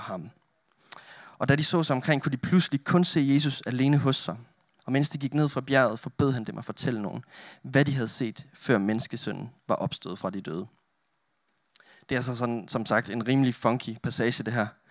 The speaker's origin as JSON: {"language": "Danish", "country": "Denmark", "tie": "born or raised there", "moved": "as an adult", "lives_now": "Roskilde, Denmark", "said": "Jeg er selv oprindelig jyde. Jeg kommer fra Olleren"}